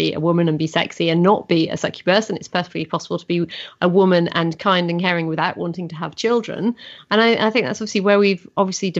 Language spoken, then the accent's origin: English; Yorkshire and the Humber, United Kingdom; growing up in North Yorkshire